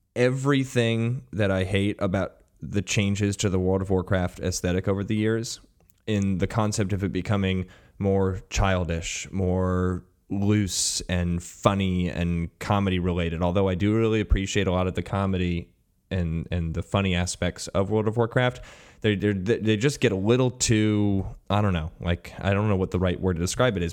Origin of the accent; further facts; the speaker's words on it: United States; an American sports fan